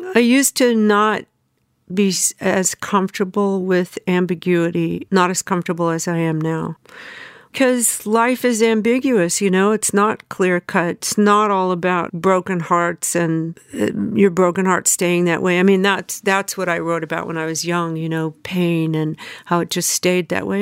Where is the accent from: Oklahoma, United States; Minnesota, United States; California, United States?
California, United States; Southern; moved away as an adult; also born or lived in Memphis, Tennessee; now in New York, United States; I grew up in Southern California